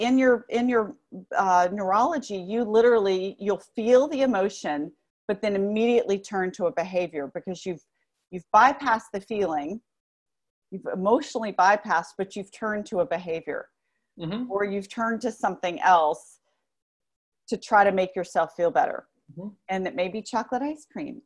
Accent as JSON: {"language": "English", "town": "New Orleans", "region": "Louisiana", "country": "United States", "tie": "born or raised there", "said": "I grew up, well, New Orleans it's in the South, but it's not Southern, but in the South, in the Bible Belt in particular"}